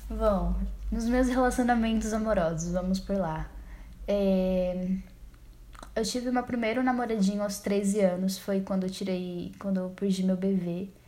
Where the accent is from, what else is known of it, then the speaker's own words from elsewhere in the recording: São Paulo, Brazil; born there; Como eu disse, nasci em São Paulo, nasci no bairro Grajaú, extremo da Zona Sul.